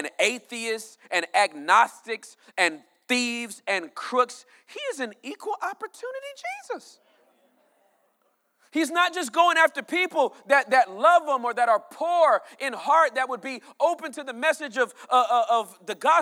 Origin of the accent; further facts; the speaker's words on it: California, United States; I was born and raised in California.